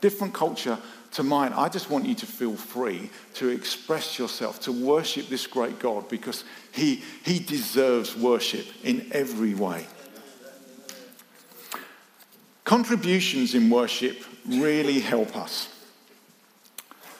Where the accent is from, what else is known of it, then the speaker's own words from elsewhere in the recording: United Kingdom; we're British